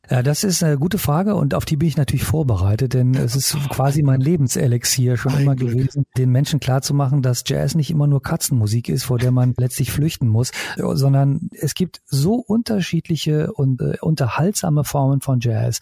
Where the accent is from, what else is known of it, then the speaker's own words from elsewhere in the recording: Italy; moved away; ich bin in Italien aufgewachsen